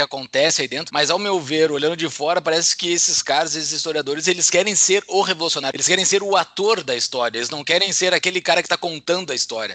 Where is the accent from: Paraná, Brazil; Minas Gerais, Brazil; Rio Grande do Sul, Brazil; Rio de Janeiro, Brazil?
Rio Grande do Sul, Brazil; near Rio Grande, coast of; perto da onde eu nasci, banhado pela Lagoa dos Patos